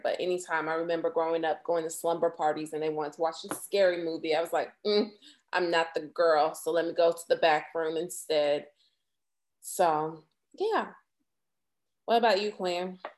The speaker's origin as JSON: {"language": "English", "region": "Florida", "country": "United States", "tie": "born or raised there", "said": "growing up in Florida at the time"}